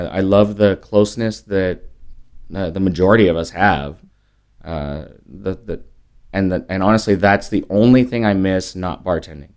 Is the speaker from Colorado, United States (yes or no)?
no; California, United States; moved away as an adult; also born or lived in Las Vegas; now in San Antonio, United States; I'm a Californian